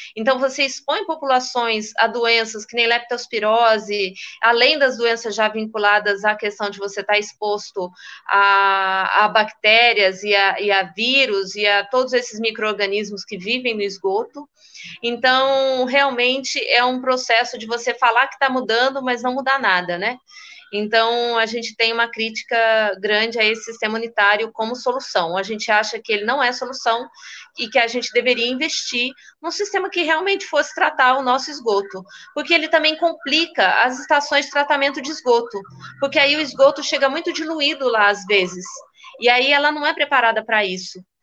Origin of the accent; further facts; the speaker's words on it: Minas Gerais, Brazil; Eu, como mineira